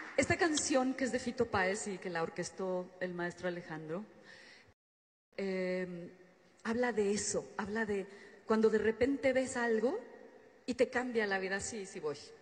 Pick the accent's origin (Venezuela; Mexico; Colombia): Mexico; northern Mexico; Soy norteña